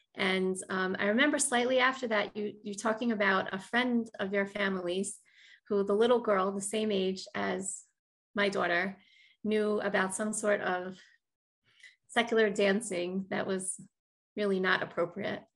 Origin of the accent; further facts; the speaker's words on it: Baltimore, Maryland, United States; moved away as an adult; now in Far Rockaway, United States; I'm from originally from Baltimore, Maryland